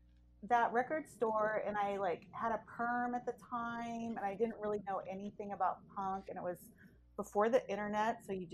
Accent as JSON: {"language": "English", "town": "San Pablo", "region": "California", "country": "United States", "tie": "born or raised there", "said": "I grew up in San Pablo, so it's kind of been the same story throughout. Like, I have born and raised in the East Bay."}